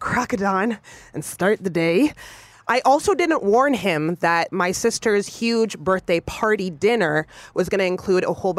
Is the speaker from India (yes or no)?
no; Jamaica; I'm Jamaican.